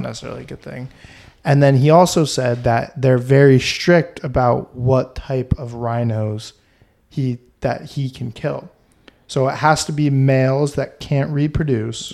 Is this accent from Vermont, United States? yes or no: yes; Vermont, United States; I'm from Vermont